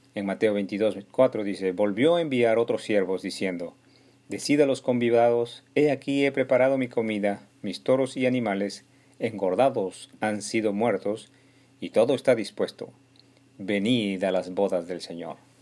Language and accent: Spanish; Peru; en especial los de mi pueblo peruano